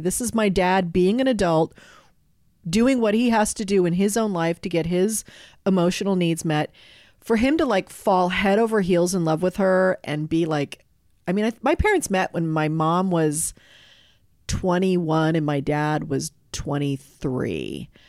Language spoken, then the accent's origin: English; Los Angeles, California, United States; I grew up in West L A and went to Crossroads